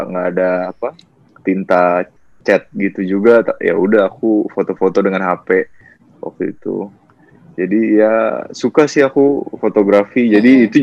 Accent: Bekasi, West Java, Indonesia; now in Jakarta, Indonesia; Enggak, aku asli Bekasi, Bekasi

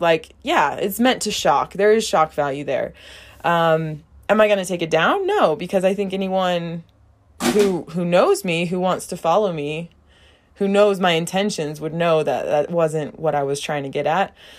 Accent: United States; first language English; moved away as an adult; now in Brazil

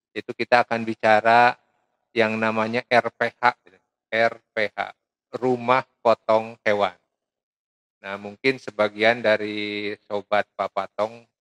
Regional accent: West Java, Indonesia; Jadi karena saya orang Sunda namanya ….

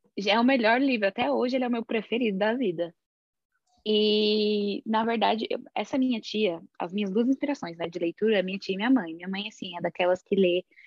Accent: São Paulo, Brazil; now in New Jersey, United States; eu sou de São Paulo, mas atualmente eu moro em New Jersey, nos Estados Unidos

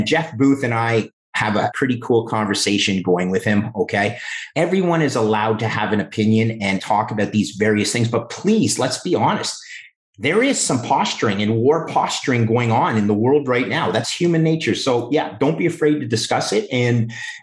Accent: Canada; as a Canadian

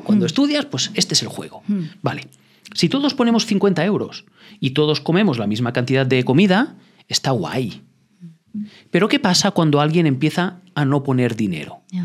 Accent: Andorra; Yo no estoy en España, yo soy de Andorra, soy andorrano

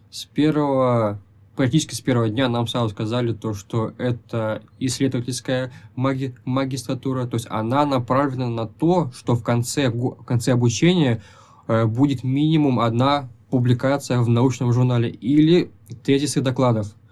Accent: Tyumen, Tyumen Oblast, Russia; moved away as an adult; now in Kazan, Russia

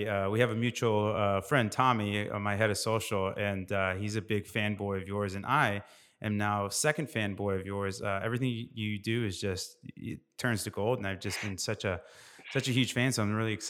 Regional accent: Indiana, United States; also born or lived in Arizona; now in Austin, United States; I'm a Midwest boy, born and bred myself, where I was in Arizona born, but pretty much grew up in Indiana.

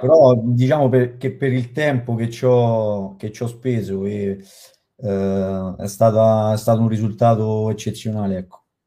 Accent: Latina, Lazio, Italy; Io sono di Latina

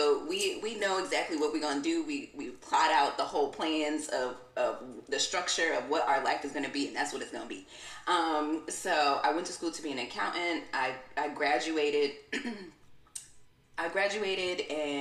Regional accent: New York City, New York, United States; also born or lived in Brooklyn / Albany, New York; I'm from Queens and I was living in Brooklyn

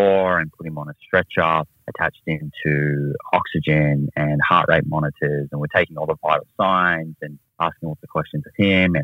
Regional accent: Melbourne, Victoria, Australia; also born or lived in United States; I grew up in Australia, or most of my time was in Australia. I spent a little bit of time in the United States as a really small junior, but then finished my high school back in Melbourne

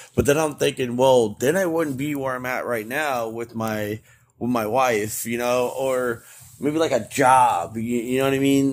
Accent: Florida, United States; moved away; my home state of Florida

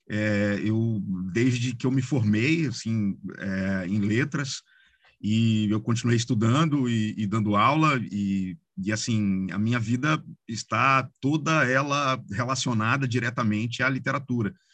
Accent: Cataguases, Minas Gerais, Brazil; eu sou de uma cidade pequena, do interior, onde é, tem muita gente dedicada à literatura, tem uma, uma, uma história é, ligada à literatura

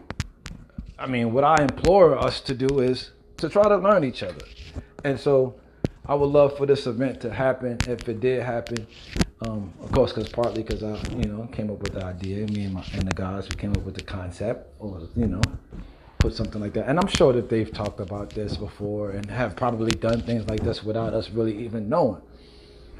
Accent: New York City, New York, United States; Because I'm from Brooklyn. I grew up in a time when the Decepticons ran the streets, before Bloods and Crips ran the streets out here

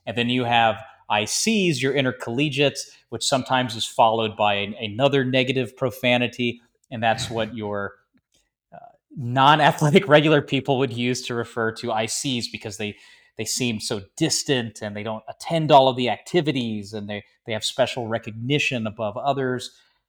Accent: Georgia, United States; also born or lived in Florida / Tennessee / Maryland / South Carolina; So I grew up in Florida, Tennessee, Maryland, South Carolina, and Georgia, which I consider my home state from the majority of my childhood was spent there.

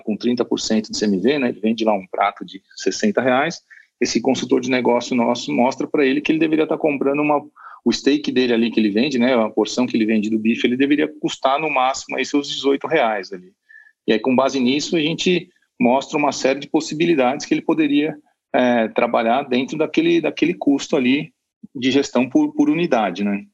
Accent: Brazil; nós somos mal acostumados como brasileiros

